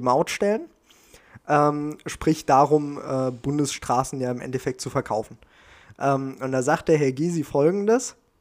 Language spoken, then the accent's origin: German; Germany; bei uns in Deutschland